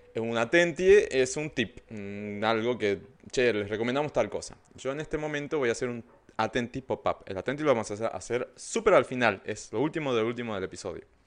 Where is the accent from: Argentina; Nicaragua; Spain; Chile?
Argentina